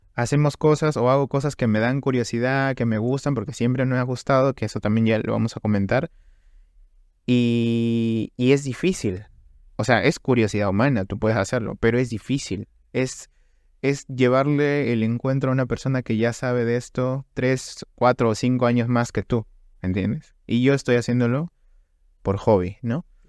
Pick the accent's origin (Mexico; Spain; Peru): Peru; Trujillo, La Libertad; nosotros somos de Trujillo, o sea, del departamento de la libertad Trujillo.